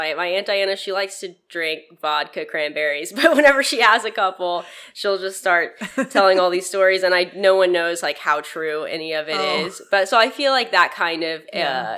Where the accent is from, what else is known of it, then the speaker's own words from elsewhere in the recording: Arlington, Texas, United States; also born or lived in Amarillo, Texas / Austin, Texas; I grew up in Arlington, like DFW area